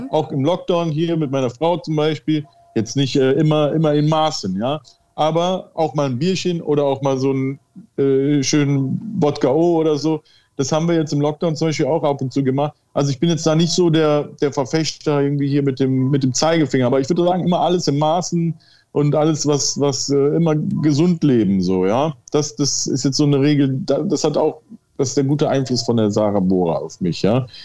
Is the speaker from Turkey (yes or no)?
yes; Turkey; Aber als Türke ging das immer so, ja.